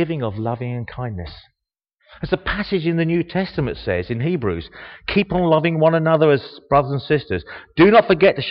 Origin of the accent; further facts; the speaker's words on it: Harlow, East of England, United Kingdom; also born or lived in Bishop's Stortford; I was born in Bishop Stortford. And for 68 years and 140 days about, I've lived here. My first 10 days were in Bishop Stortford. But I say I come from Harlow.